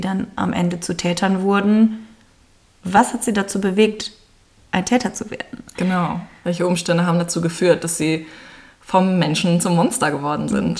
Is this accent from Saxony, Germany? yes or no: no; Münster, North Rhine-Westphalia, Germany; wir kommen beide aus Münster